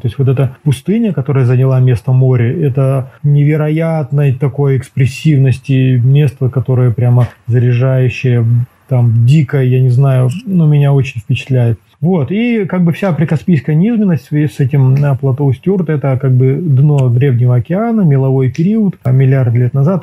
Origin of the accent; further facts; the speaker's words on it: Almaty, Kazakhstan; Я коренной алматинец, да. Э, родился и вырос в Алматы